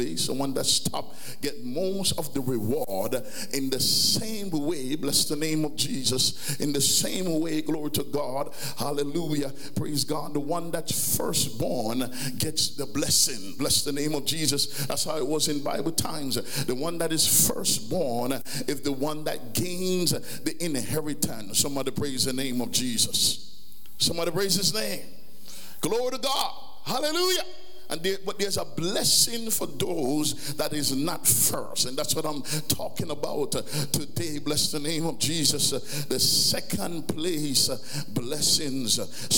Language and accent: English; Jamaica; growing up in Jamaica